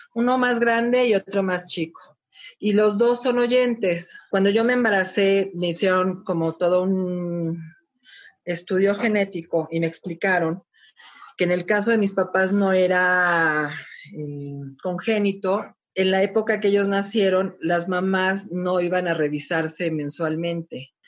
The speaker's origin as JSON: {"language": "Spanish", "region": "Mexico City", "country": "Mexico", "said": "soy de la Ciudad de México"}